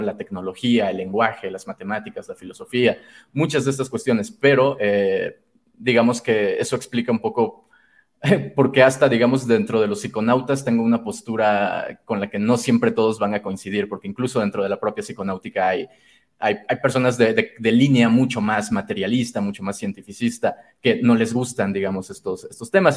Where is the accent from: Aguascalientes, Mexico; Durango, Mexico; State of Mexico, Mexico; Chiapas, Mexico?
Chiapas, Mexico; also born or lived in Mexico City; now in San Cristóbal de las Casas, Mexico; nací en Ciudad de México, pero prácticamente eh, crecí y me formé en, en, Chiapas, que es el estado sur de México